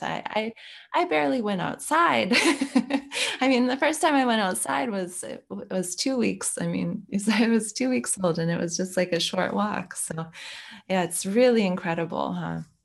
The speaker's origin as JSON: {"language": "English", "country": "United States", "moved": "yes", "lives_now": "Belgium", "said": "I'm American at the base, but I live in Belgium"}